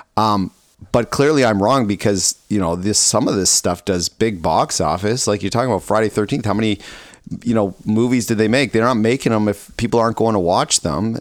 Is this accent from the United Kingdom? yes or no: no; Ontario, Canada; moved away; I grew up in Ontario where it was cold enough